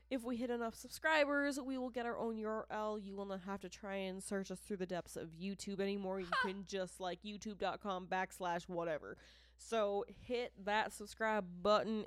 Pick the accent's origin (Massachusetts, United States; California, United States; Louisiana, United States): Massachusetts, United States; accent: Boston; I'm from Massachusetts, and I'm sorry. Um, I'm not sorry, but I'm sorry for the accent